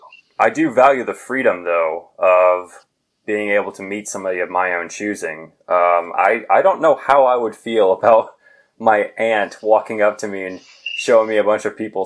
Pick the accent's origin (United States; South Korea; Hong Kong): United States; growing up in the United States.